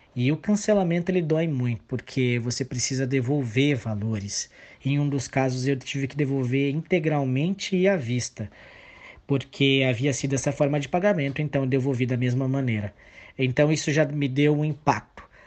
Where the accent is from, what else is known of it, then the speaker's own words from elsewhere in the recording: São Paulo, Brazil; moved away as an adult; now in Campo Grande, Brazil; eu não sou natural de Campo Grande, eu sou de São Paulo, capital, mas eu estava aqui por conta da faculdade